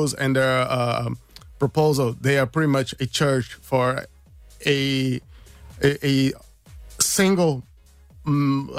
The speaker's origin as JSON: {"language": "English", "country": "Brazil", "moved": "as an adult", "lives_now": "Ireland", "said": "I'm from Brazil myself"}